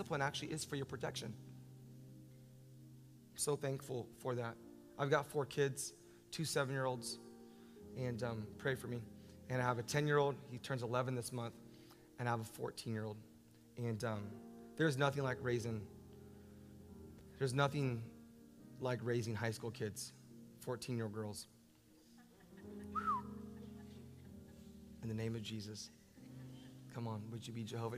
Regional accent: Orlando, Florida, United States; I'm from Orlando

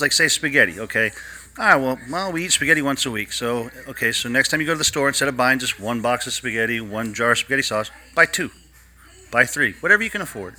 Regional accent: Ohio, United States; I grew up in Ohio

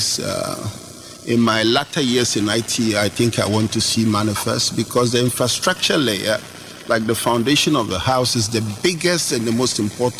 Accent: Ghana; I'm a Ghanaian

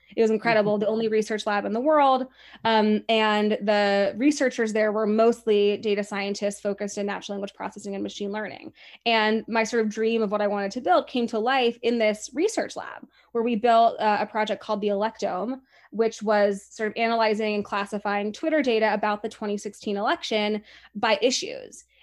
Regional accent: Laguna Beach, California, United States; the Coffee Pub in Laguna Beach, which is my hometown

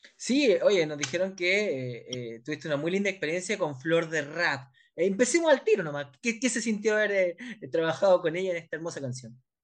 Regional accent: Chile; nos pasa acá en Chile

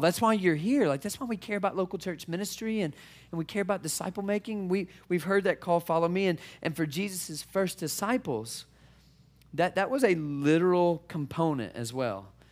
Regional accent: Mississippi, United States; moved away as an adult; also born or lived in Detroit, Michigan; I'm originally from Mississippi. And so we took our southern family to Detroit

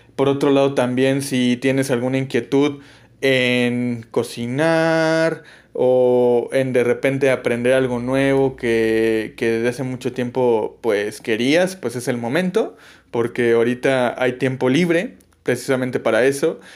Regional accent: Mexico; como mexicano

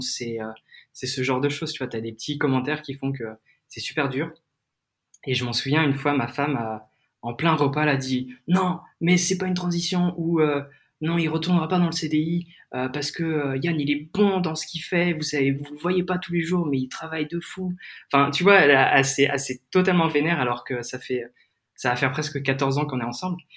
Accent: Crozon, Brittany, France; moved away; also born or lived in Lyon; je suis de Bretagne et comme tu l'as peut-être dit, je suis de la région de Crozon

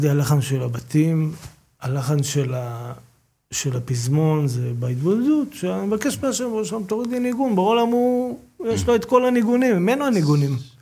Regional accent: Bat Yam, Tel Aviv District, Israel; גדלתי בבת ים

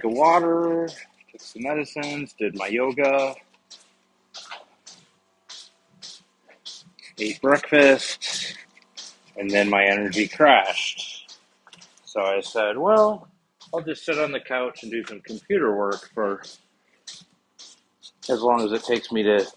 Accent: Midwestern American, United States; as a Midwestern American

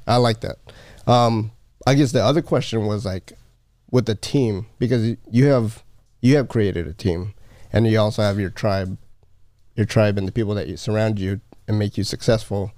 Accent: Philippines; I'm Filipino

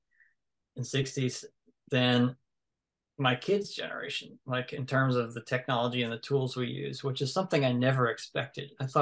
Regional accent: the South, United States; I'm from the South

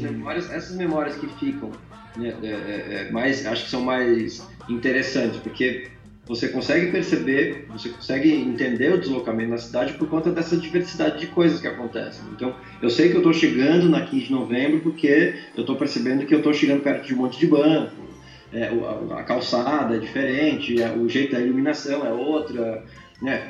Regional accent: São Bento do Sul, Santa Catarina, Brazil; now in São Paulo, Brazil; eu andando em São Bento, moleque

